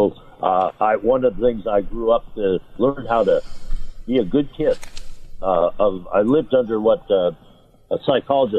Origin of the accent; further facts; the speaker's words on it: Los Angeles, California, United States; I grew up in East Los Angeles